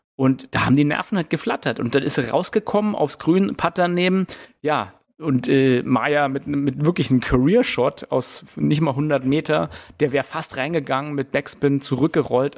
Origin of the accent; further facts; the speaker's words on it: Germany; bei uns in Deutschland